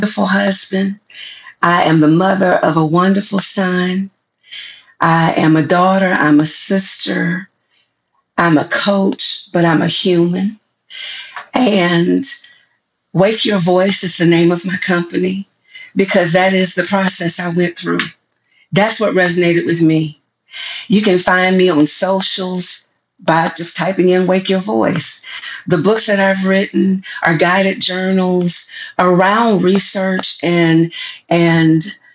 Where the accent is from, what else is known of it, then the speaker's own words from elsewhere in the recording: the South, United States; I'm from the South